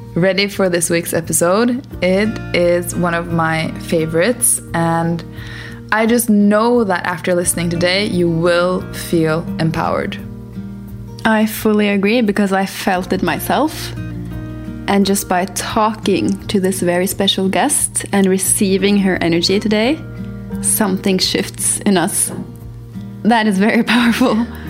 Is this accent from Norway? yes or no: yes; Norway; now in Portugal; we're from Norway, currently based in Portugal.